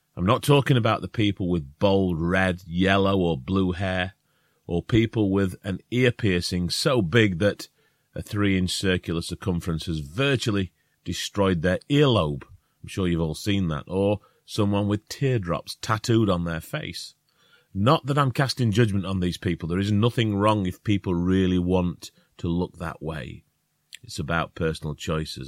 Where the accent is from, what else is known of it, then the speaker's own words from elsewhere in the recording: Northern England, United Kingdom; accent: northern; If we have a northern accent